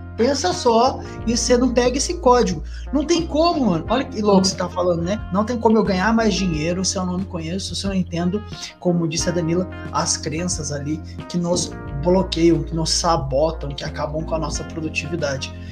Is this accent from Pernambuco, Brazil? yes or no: no; Jacareí, São Paulo, Brazil; eu sou de Jacareí, interior de São Paulo